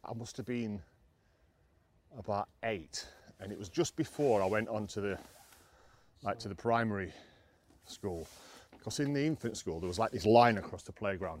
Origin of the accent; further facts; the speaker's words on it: Rotherham, Yorkshire and the Humber, United Kingdom; I'm from Rotherham, so I went to Rotherham.